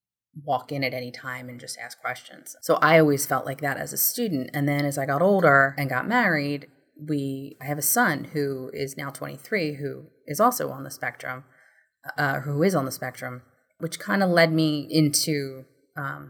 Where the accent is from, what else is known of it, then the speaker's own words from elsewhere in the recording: suburbs of Philadelphia, Pennsylvania, United States; I was born right outside of Philadelphia in one of the suburbs